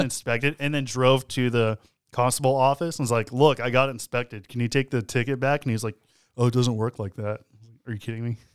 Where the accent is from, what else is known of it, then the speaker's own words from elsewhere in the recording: Texas, United States; We're from Texas.